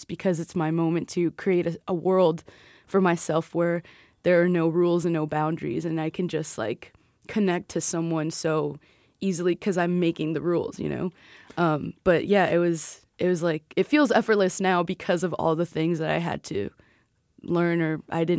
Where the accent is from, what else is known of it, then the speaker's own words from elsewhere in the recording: Chicago, Illinois, United States; We're from Chicago, we're here.